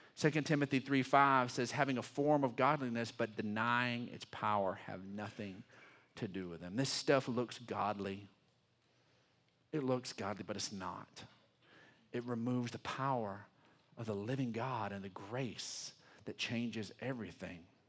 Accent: Texas, United States; I'm a Texan, and I'm, I love being a Texan

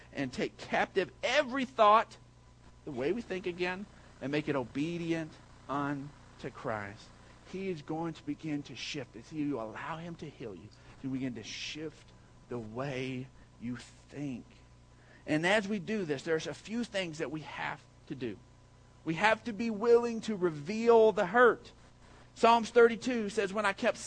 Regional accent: Odessa, Texas, United States; I grew up and lived in Odessa, Texas.

